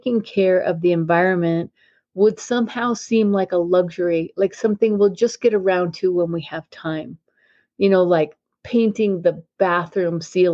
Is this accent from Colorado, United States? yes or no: yes; Denver, Colorado, United States; I was born in Denver, Colorado in 1960, and I lived in Congress Park in a house there